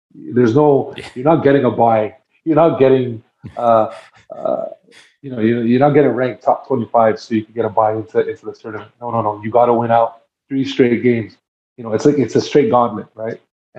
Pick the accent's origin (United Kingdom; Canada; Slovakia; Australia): Canada; born there; I'm half Dominican, like my family. I was born in Canada, but my family roots are Dominican, right?